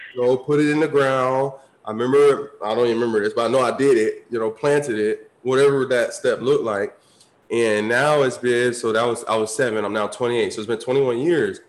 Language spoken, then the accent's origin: English; Tampa, Florida, United States; I grew up like city boy. Like, I'm from Tampa, grew up in the city, suburbs